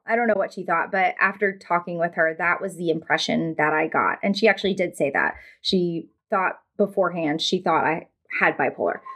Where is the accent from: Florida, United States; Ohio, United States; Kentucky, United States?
Florida, United States; now in North Mississippi, United States; I'm actually from Florida originally and now live in North Mississippi